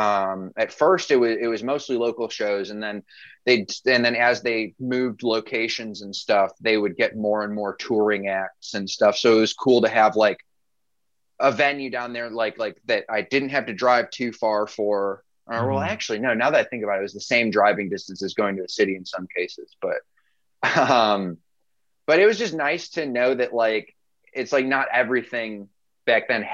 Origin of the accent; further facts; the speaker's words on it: suburban Chicago, Illinois, United States; I grew up in a suburb that's like not too far out of the city.